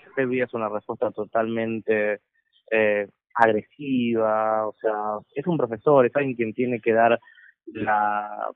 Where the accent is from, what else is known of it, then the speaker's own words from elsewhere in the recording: Argentina; moved away; siendo extranjero, y es más, en mi país, en Argentina